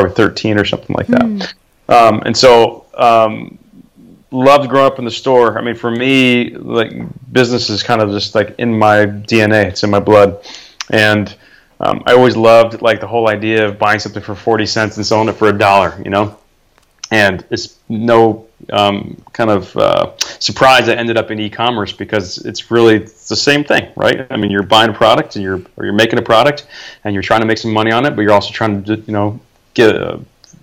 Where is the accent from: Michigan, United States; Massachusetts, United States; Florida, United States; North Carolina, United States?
Florida, United States; also born or lived in Iowa; now in Southern California, United States; I was born and raised in Florida